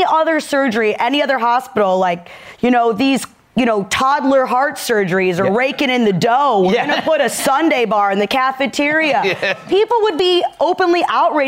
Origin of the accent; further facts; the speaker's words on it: Detroit, Michigan, United States; I'm from Detroit